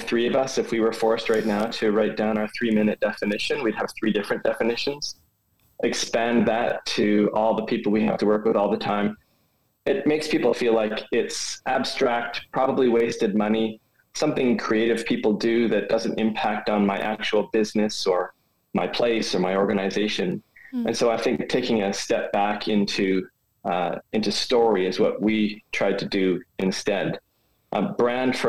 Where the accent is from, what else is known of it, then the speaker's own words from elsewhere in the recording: Edmonton, Alberta, Canada; moved away as an adult; also born or lived in France; now in Tasmania, Australia; I'm an Edmontonian. I grew up in and around Edmonton, moved around quite a bit